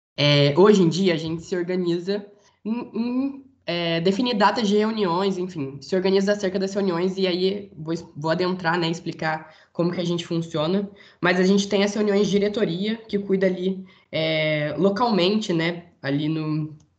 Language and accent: Portuguese; interior of São Paulo, Brazil; moved away as an adult; now in Rio de Janeiro, Brazil; Eu sou do interior de São Paulo, mas faço faculdade no Rio de Janeiro